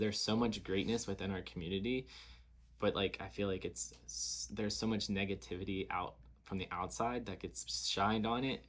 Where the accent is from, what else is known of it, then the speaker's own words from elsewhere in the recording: Covington, Kentucky, United States; growing up in the area we grew up